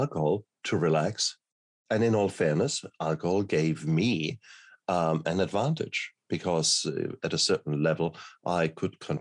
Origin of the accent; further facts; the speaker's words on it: Germany; I come from Germany